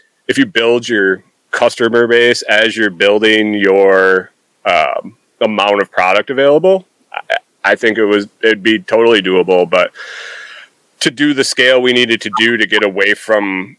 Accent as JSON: {"language": "English", "region": "New York", "country": "United States", "tie": "born or raised there", "also_born_or_lived": "Minnesota", "moved": "yes", "said": "I grew up in New York"}